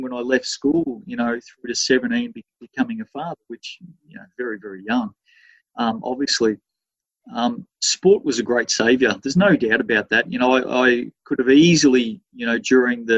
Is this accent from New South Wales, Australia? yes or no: no; Melbourne, Victoria, Australia; I'm born and bred in Melbourne. You know, that's my home place